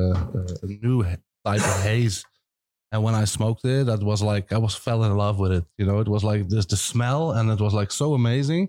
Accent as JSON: {"language": "English", "town": "Amsterdam", "region": "North Holland", "country": "Netherlands", "said": "I'm from Amsterdam"}